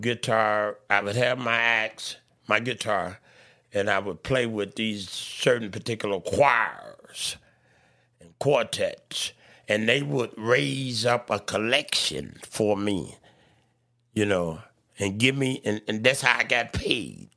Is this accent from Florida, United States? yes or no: no; Chicago, Illinois, United States; I was born in Cook County Hospital